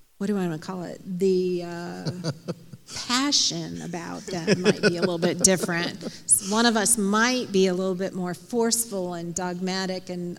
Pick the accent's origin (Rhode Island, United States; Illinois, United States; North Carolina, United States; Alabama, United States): Illinois, United States; outside of Chicago; I grew up outside of Chicago